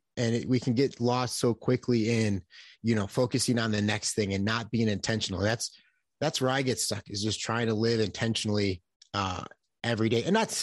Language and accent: English; Buffalo, New York, United States; I come from a very loving house, a very blessed.